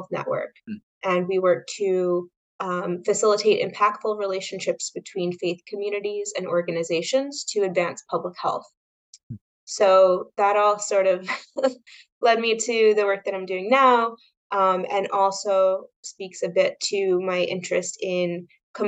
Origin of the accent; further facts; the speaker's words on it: New York, United States; also born or lived in Westchester County, New York / Orange County, New York; I grew up in New York, right outside of New York City. I was in Westchester County until middle school. Then my parents moved up to Orange County